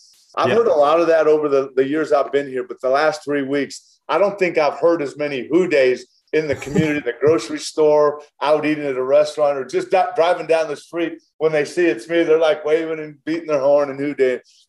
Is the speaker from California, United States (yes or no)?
yes; Southern California, United States; Growing up in Southern California, I have two older brothers.